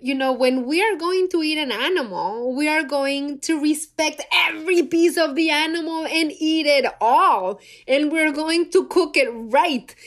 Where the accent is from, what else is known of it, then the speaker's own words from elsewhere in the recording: Mexico City, Mexico; moved away; I'm from Mexico City, born and raised there.